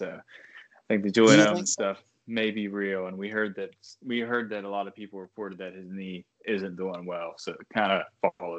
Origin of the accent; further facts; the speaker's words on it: Australia; as a native Aussie.